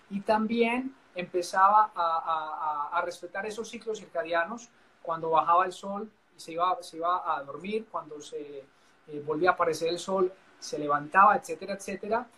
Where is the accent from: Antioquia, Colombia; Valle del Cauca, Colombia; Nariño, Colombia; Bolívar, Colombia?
Antioquia, Colombia; Paisa region; como decimos los paisas